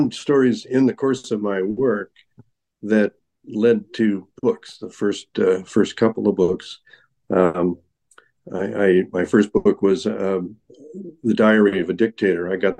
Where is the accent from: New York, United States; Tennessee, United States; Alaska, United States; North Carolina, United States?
Alaska, United States; born there; And, I was born in Alaska, and my grandparents were homesteaders in the territory of Alaska. And we moved a lot